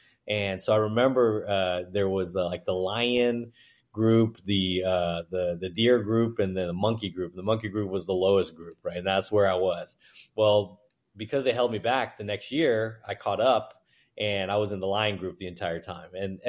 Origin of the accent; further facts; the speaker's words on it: New York, United States; also born or lived in Guangzhou, China; I was born in Guangzhou, China, and my family moved to Hong Kong for a few months and then immigrated into New York. So we were in Manhattan, Chinatown, like a lot of folks.